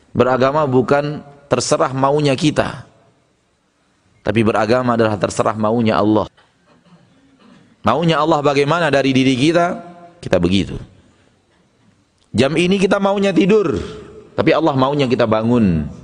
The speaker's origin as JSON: {"language": "Indonesian", "region": "West Sumatra", "country": "Indonesia", "said": "Ada dalam istilah kita orang Minang sekare ula sekare balui."}